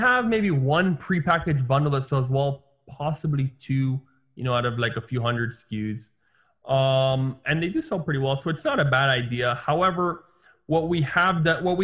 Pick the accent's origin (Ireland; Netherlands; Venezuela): Venezuela; I am from Venezuela